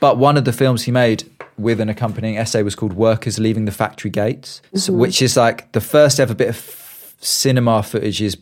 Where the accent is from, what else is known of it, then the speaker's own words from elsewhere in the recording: United Kingdom; me as a Brit